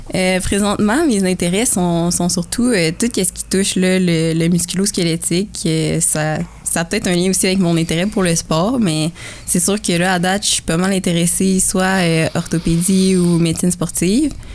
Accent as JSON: {"language": "French", "town": "Kingsey Falls", "region": "Quebec", "country": "Canada", "moved": "yes", "lives_now": "Sherbrooke, Canada", "said": "je viens du petit village de Kings Falls, dans, les, dans les bois francs"}